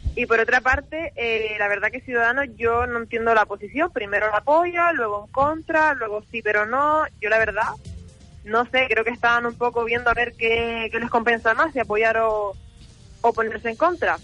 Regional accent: Canary Islands, Spain; nuestras islas

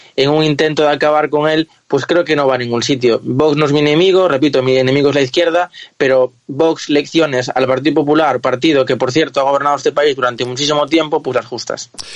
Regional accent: Galicia, Spain; yo como gallego

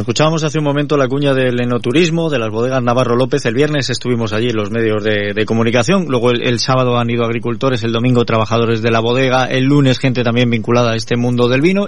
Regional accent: Spain; somos españoles

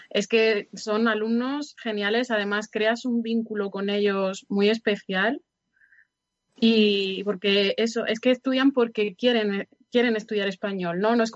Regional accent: Salamanca, Castile and León, Spain; moved away as an adult; now in Granada, Spain; Yo ah, soy salmantina.

